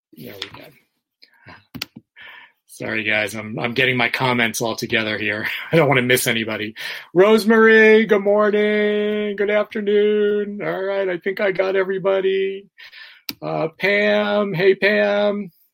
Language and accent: English; New York City, New York, United States; now in Florida, United States; I'm from New York City